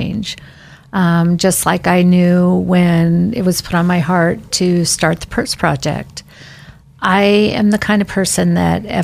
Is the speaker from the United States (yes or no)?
yes; Parma, Idaho, United States; now in Boise, United States; growing up in Parma and really living in Boise